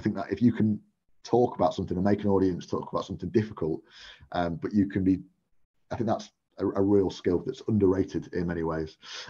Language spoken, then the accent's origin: English; Stafford, West Midlands, United Kingdom; I used to watch anything that came to Stafford, and I'd go to the Fringe and see as much stuff as I can.